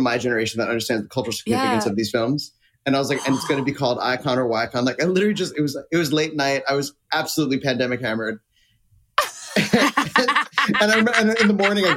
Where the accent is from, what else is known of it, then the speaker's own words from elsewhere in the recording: Florida, United States; I grew up in Florida